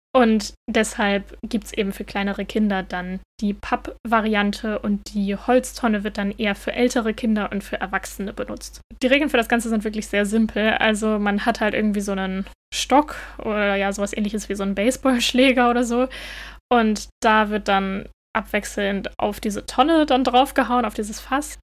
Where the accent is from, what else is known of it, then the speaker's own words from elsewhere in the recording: Northern Germany, Germany; moved away as an adult; now in Denmark; Ich bin ja in Norddeutschland aufgewachsen